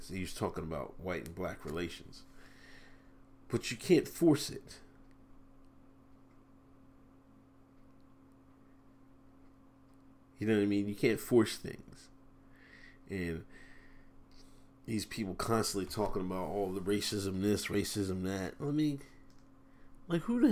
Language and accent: English; Exton, Pennsylvania, United States; I grew up in Exton, Pennsylvania